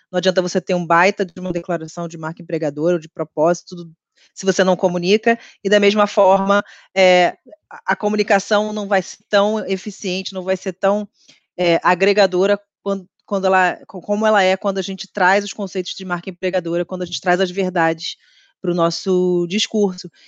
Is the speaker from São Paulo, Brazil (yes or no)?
no; Rio de Janeiro, Brazil; sou carioca